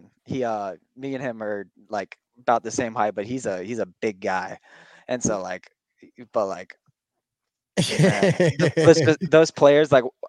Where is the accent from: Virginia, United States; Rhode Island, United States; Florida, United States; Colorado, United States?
Florida, United States; Orlando; I am from Orlando, Florida. I've been raised here